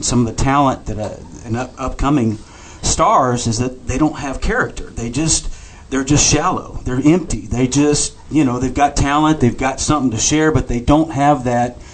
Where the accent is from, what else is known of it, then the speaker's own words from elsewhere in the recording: Texas, United States; I'm from Texas